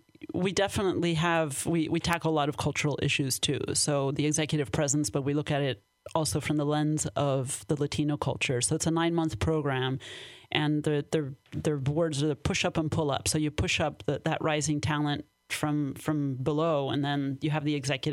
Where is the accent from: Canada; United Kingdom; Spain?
Spain; born there; also born or lived in Mexico; So, well, I'm half Danish, half Syrian, but I was born in Spain, and I lived in Mexico, too.